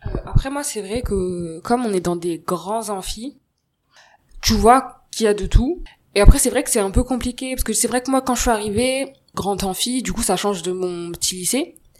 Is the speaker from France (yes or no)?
yes; Seine-Saint-Denis, Île-de-France, France; je viens du 93